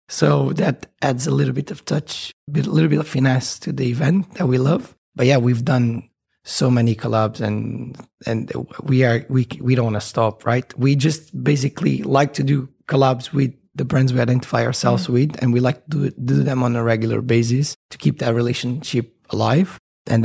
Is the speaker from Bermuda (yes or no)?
yes; Bermuda; born there; I was born in Bermuda, by the way, which is a side note.